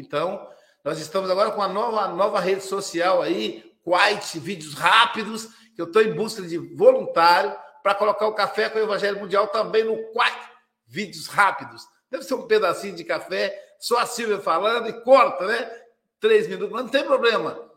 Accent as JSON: {"language": "Portuguese", "region": "Minas Gerais", "country": "Brazil", "said": "eu sou mineiro"}